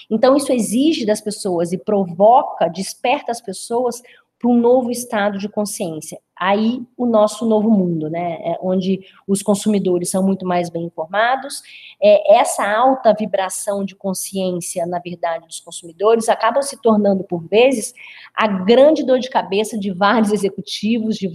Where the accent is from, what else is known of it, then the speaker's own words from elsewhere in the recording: Brazil; born there; accent: mineroca; tenho esse sotaque um pouquinho arrastado aí, na verdade me chamam de mineroca, né? Eu não tenho nem o sotaque carioca, nem o sotaque mineiro. Então, como eu nasci no interior do estado, meu sotaque fica meio que arrastado um pouquinho.